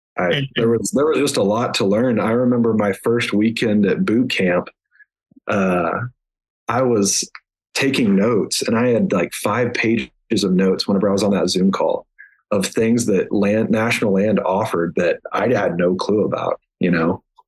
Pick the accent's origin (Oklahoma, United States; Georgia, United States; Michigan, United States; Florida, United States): Oklahoma, United States; Kingfisher; I grew up in Kingfisher, Oklahoma, which was northwest Oklahoma, and uh, grew up on a farm